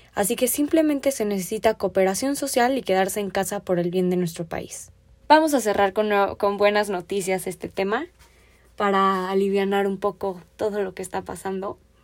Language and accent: Spanish; Mexico; Me apasiona creer en mi país, me apasiona el cambio, yo pienso que todavía hay mucho potencial aquí